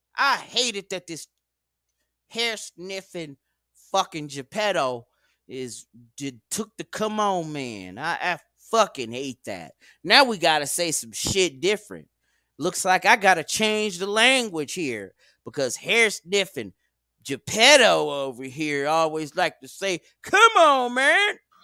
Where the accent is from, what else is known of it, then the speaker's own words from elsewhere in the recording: United States; I was born in America